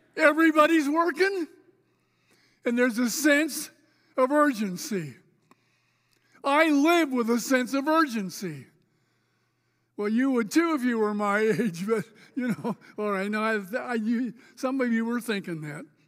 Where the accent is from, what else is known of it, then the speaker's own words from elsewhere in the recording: Spokane, Washington, United States; moved away as an adult; also born or lived in Oregon; I grew up here, by the way. I was a North Central Indian